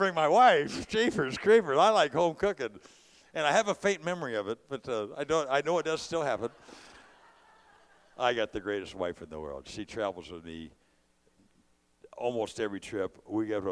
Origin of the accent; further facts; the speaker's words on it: California, United States; I'm a California guy